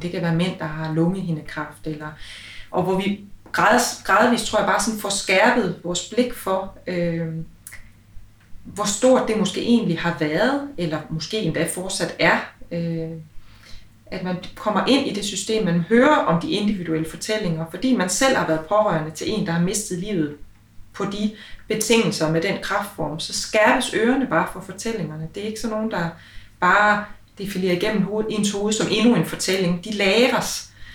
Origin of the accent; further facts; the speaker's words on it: Aalborg, North Denmark Region, Denmark; vi jo begge to født og opvokset i Aalborg